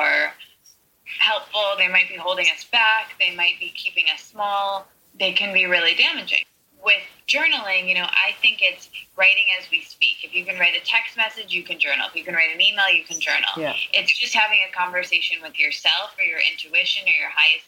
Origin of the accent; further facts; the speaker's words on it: Midwest, United States; I'm not from New York or LA. I'm from the very middle of the country in somewhere called the Midwest